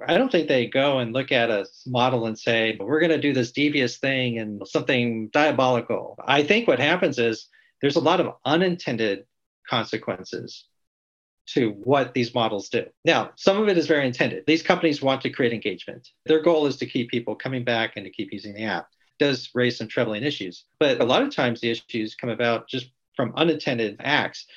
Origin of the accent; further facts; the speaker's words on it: Pasadena, California, United States; I grew up in Southern California around the Pasadena area